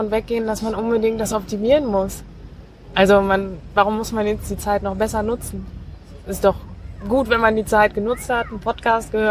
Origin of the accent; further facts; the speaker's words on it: North Rhine-Westphalia, Germany; born there; Ähm, gebürtig aus dem Münsterland.